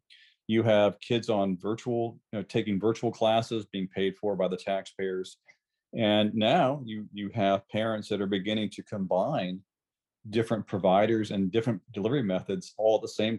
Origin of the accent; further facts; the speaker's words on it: Iowa, United States; also born or lived in Florida; I'm a public school kid all the way through, and I grew up in Iowa and Florida in the public schools, and my mom was a public school teacher.